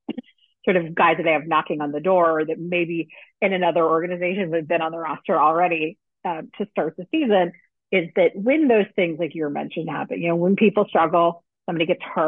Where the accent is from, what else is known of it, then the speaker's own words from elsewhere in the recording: United Kingdom; So I'm a Brit outside there.